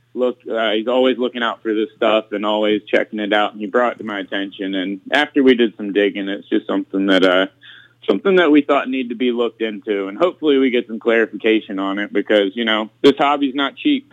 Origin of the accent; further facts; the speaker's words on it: South Florida, United States; growing up in South Florida